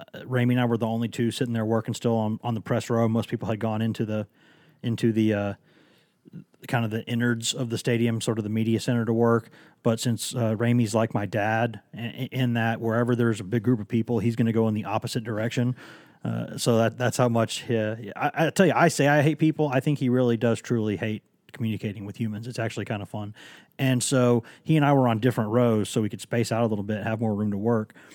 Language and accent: English; Knoxville, Tennessee, United States; also born or lived in Chattanooga; I am from Knoxville